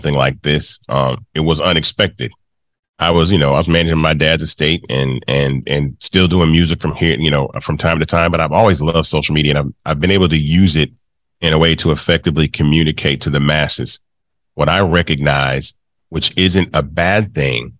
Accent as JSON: {"language": "English", "town": "Memphis", "region": "Tennessee", "country": "United States", "tie": "born or raised there", "said": "this kid from Memphis, Tennessee, my hometown I was born"}